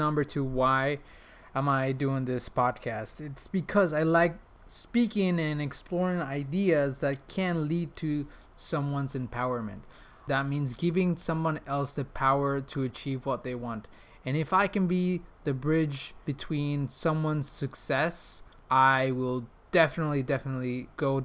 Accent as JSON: {"language": "English", "country": "Mexico", "tie": "born or raised there", "also_born_or_lived": "Prague", "second_language": "English", "moved": "as an adult", "lives_now": "Switzerland", "said": "I was born and raised in Mexico"}